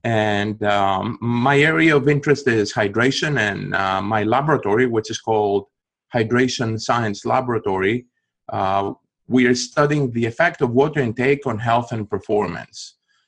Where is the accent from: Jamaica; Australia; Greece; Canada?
Greece; accent: Greek; moved away as an adult; also born or lived in Athens, Greece; now in Arkansas, United States; I don't have the Arkansas accent. I'm originally from Greece and this is where my accent comes from.